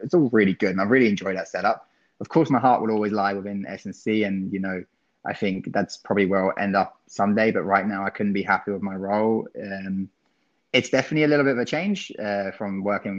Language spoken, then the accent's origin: English; England, United Kingdom; being English